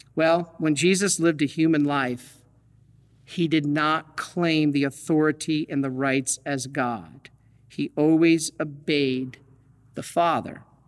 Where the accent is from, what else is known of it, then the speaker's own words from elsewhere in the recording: Detroit, Michigan, United States; I'm from Detroit.